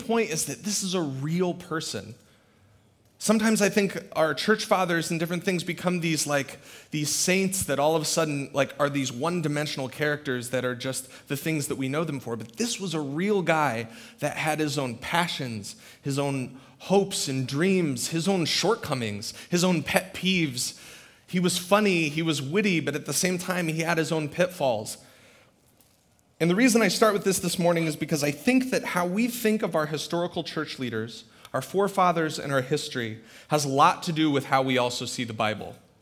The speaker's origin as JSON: {"language": "English", "region": "Central Iowa", "country": "United States", "tie": "born or raised there", "also_born_or_lived": "Twin Cities, Minnesota", "moved": "as an adult", "said": "I grew up in Central Iowa"}